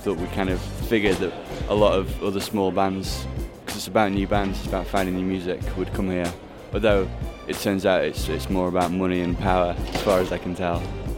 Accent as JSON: {"language": "English", "town": "Sheffield", "region": "Yorkshire and the Humber", "country": "United Kingdom", "said": "I'm from a band called … I'm from Sheffield in the UK."}